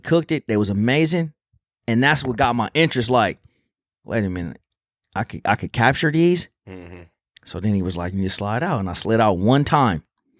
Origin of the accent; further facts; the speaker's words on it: California, United States; But I got a couple homies that I grew up with back in Cali, man.